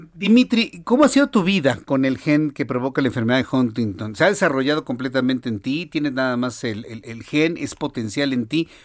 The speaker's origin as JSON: {"language": "Spanish", "country": "Mexico", "said": "en México"}